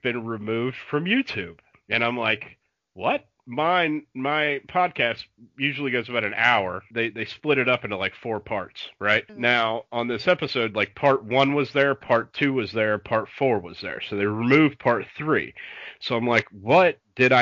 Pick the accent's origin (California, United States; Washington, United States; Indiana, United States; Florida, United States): Florida, United States; growing up in Florida